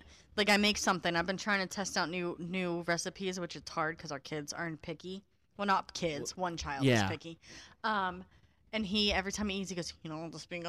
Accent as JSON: {"language": "English", "region": "New Jersey", "country": "United States", "tie": "born or raised there", "accent": "New Jersey", "moved": "yes", "lives_now": "Pennsylvania, United States", "said": "I'm from New Jersey, so Varsilla always makes fun of, oh, it only comes out now when I'm, like, mad, my fucking New Jersey accent"}